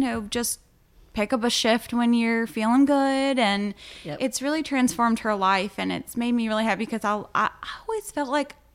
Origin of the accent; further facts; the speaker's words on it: Powhatan, Virginia, United States; also born or lived in Richmond, Virginia; I'm super proud of my hometown. I love it here, but I did grow up in the country and across from a cow farm in the woods.